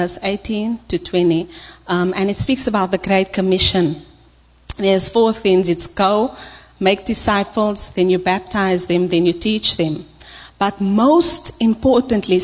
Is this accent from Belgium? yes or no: no; South Africa; I'm from South Africa, so if you don't get my accent